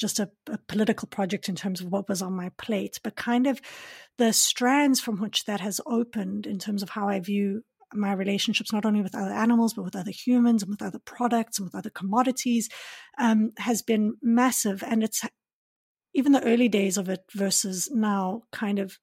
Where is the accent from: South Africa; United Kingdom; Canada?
South Africa; I grew up in South Africa, but my Afrikaans is not good enough